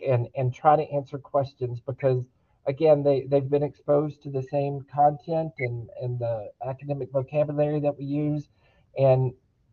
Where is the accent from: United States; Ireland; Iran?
United States; Daingerfield, Texas; I grew up in Dangerfield, Texas, a small 3A school district at the time